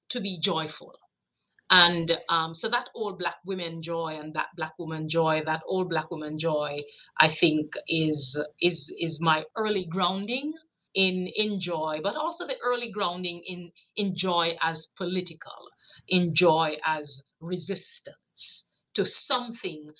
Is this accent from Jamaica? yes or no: yes; Jamaica; moved away; I grew up, I'm a child from Jamaica, so I'm an immigrant to this country. I came here 81 after growing up with grandmothers